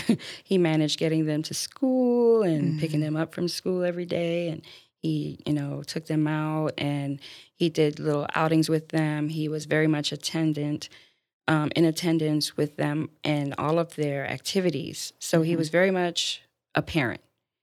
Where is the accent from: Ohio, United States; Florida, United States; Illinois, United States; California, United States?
Florida, United States; also born or lived in Baltimore, Maryland, United States; I'm originally from Baltimore, Maryland, and moved to Florida. Yes, my parents moved to Florida running from the cold. They came when I was three, so I'm pretty much a native now. Grew up here with my three brothers